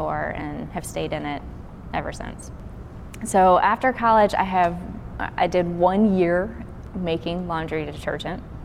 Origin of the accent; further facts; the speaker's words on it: Burlington, Kentucky, United States; now in Memphis, United States; I am originally from Kentucky. I grew up in a small town called Burlington